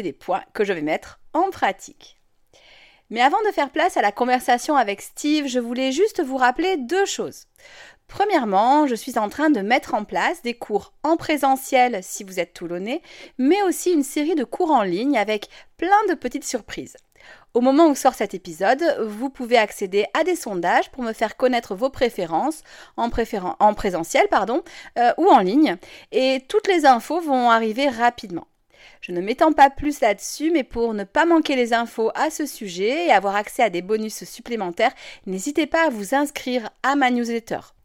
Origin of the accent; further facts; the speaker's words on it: France; je suis française